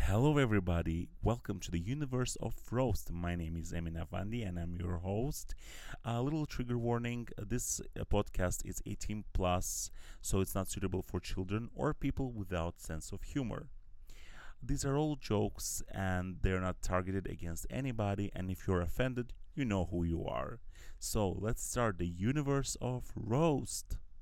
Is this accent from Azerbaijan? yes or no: yes; Azerbaijan; that's what I grew up with in Azerbaijan